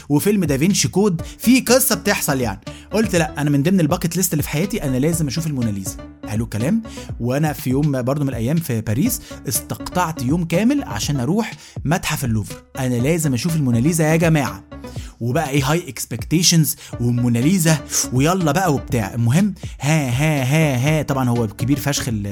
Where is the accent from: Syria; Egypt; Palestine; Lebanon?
Egypt; now in Jordan; أنا من مصر